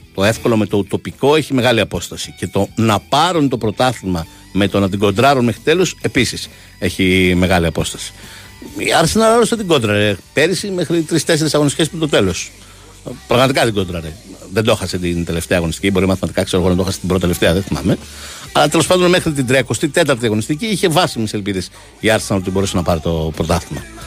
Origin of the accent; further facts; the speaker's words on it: Vyronas, Attica, Greece; Εγώ είμαι από το Βύρο